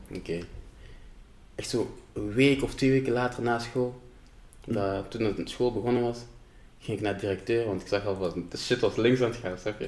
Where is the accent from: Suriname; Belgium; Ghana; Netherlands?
Ghana; ik ben van Ghana